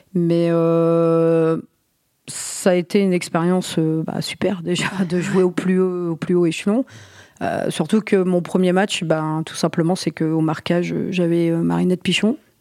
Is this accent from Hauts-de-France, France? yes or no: yes; Côte d'Opale, Hauts-de-France, France; born or raised there